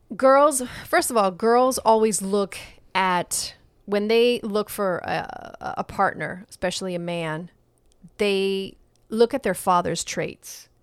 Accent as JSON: {"language": "English", "region": "New York", "country": "United States", "tie": "born or raised there", "moved": "yes", "said": "I, I grew up in New York"}